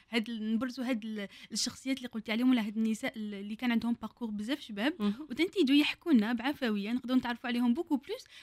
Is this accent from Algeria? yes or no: yes; Algeria; اللي نتشرفوا بها احنا كجزائريين